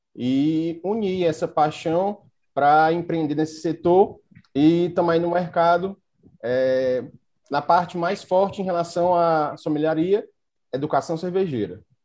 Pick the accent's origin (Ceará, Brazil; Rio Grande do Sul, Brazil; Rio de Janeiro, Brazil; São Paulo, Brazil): Ceará, Brazil; Fortaleza; sou natural de Fortaleza